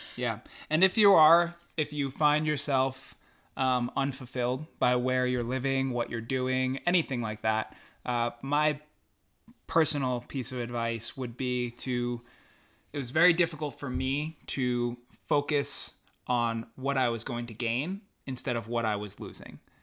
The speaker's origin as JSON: {"language": "English", "area": "Long Island", "region": "New York", "country": "United States", "tie": "born or raised there", "said": "growing up on Long Island in the, the boating culture"}